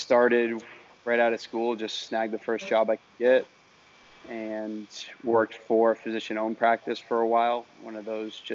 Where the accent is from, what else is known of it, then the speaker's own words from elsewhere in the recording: Maine, United States; moved away as an adult; now in Miami, United States; I'm from Maine originally